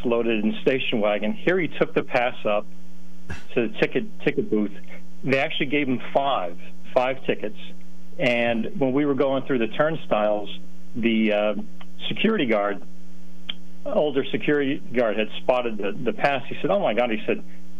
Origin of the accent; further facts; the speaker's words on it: St. Clair, Pennsylvania, United States; now in Sellersville, United States; I'm originally from St. Clair down near Pottsville, Pennsylvania, and I live